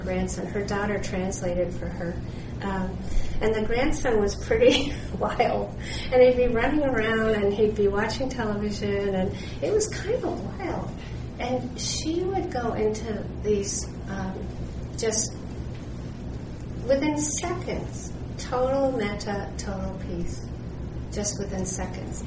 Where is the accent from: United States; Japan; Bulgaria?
United States; Worcester, Massachusetts; where I grew up in Worcester, Massachusetts